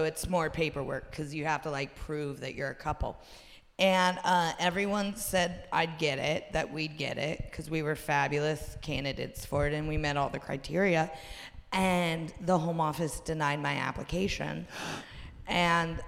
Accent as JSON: {"language": "English", "region": "Ohio", "country": "United States", "also_born_or_lived": "New York", "moved": "as an adult", "lives_now": "London, United Kingdom", "said": "I'm from Ohio originally."}